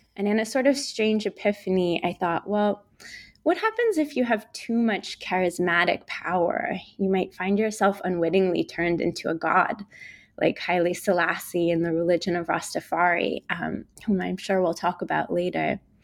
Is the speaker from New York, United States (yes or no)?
yes; New York City, New York, United States; I grew up in New York City, where I'm speaking to you from today